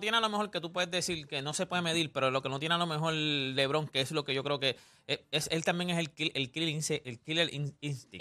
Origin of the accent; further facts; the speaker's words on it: Canóvanas, Puerto Rico; also born or lived in Loíza, Puerto Rico; Yo soy, yo soy de Canóvana, de, de Loíza